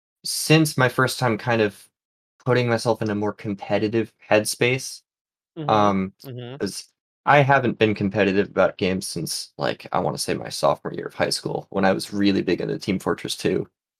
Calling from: New England, United States; From New England. And New England.

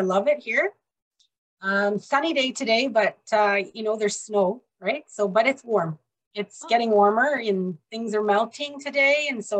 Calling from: British Columbia, Canada; I'm in British Columbia, Canada.

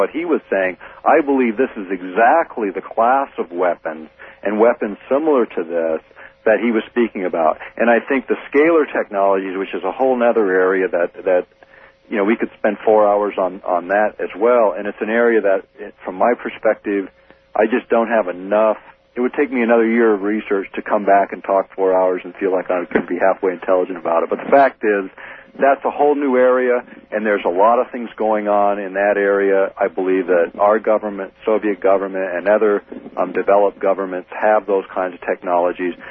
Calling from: Fairbanks, Alaska, United States; I'm calling from Fairbanks.

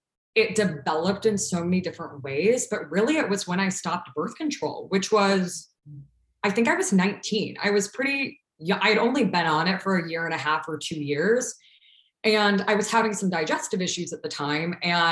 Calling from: Chicago, Illinois, United States; also born or lived in Ohio; I am calling in from Chicago. I currently am in Logan Square, if anyone's listening from the Chicago land space, but been here for, I think technically 8 years now. I've been back in Chicago.

